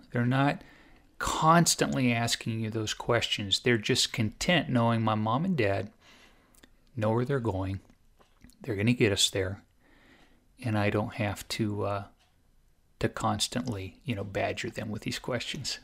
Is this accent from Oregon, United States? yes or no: yes; Southern Oregon, United States; I grew up in Southern Oregon, and so about eighty miles south of Eugene